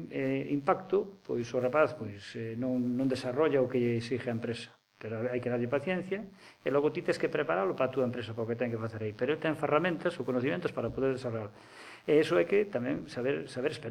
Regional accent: Pontevedra, Galicia, Spain; eu son de Pontevedra

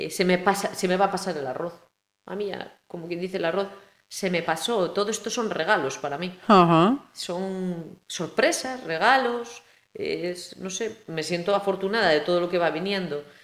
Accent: Vilagarcía de Arousa, Galicia, Spain; me siento cercana aunque soy de Villa García o vivo en Villa García

